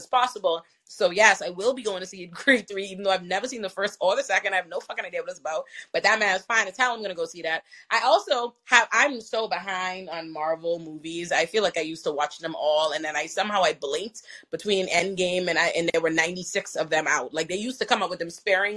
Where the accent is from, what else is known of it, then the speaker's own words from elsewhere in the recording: Nassau, New Providence, Bahamas; I'm from Nassau, the Bahamas.